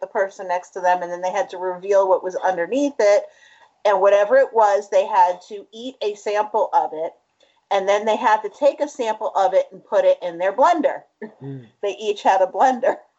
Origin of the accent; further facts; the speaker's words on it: the South, United States; we're from the South